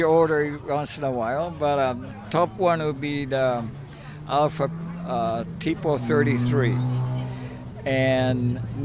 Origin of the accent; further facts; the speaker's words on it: Tokyo, Japan; now in San Francisco, United States; I grew up in Tokyo